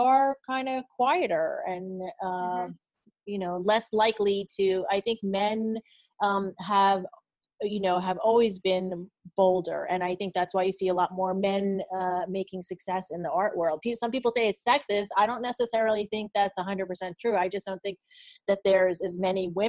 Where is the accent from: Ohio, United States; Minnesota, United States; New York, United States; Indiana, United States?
New York, United States; New York metro area, United States; I grew up in the New York metro area